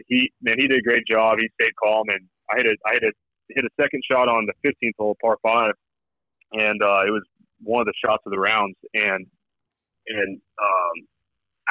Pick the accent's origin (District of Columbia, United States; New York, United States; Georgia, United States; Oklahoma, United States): Oklahoma, United States; I'm from Oklahoma. I went to Oklahoma State. I still live in Oklahoma